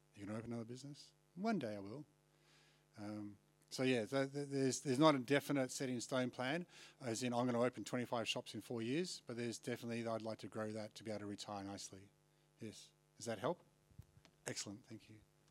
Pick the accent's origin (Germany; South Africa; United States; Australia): Australia; moved away as an adult; now in London, United Kingdom; if I'm from Australia